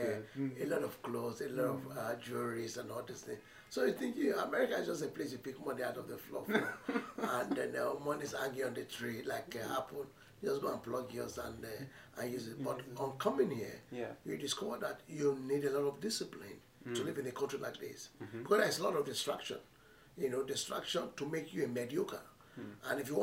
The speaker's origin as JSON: {"language": "English", "town": "Akure", "region": "Ondo", "country": "Nigeria", "tie": "born or raised there", "also_born_or_lived": "Egbemo Ekiti, Ekiti State", "moved": "yes", "said": "I grew up in Nigeria, in Ondo State, the old Ondo State, in a city called Akure"}